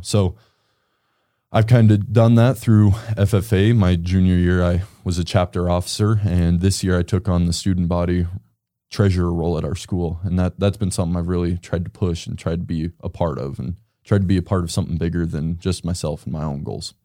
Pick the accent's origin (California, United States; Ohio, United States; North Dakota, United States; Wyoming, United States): Wyoming, United States; Casper; I grew up in Casper. I've lived in Casper my whole life